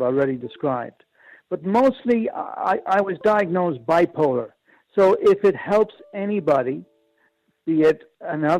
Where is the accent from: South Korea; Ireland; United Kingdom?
Ireland; moved away; also born or lived in Japan; I'm Irish.